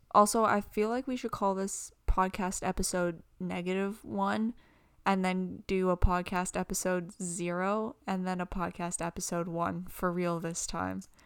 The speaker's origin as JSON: {"language": "English", "country": "Canada", "said": "we're from Canada and it gets really cold hmm. in the winter"}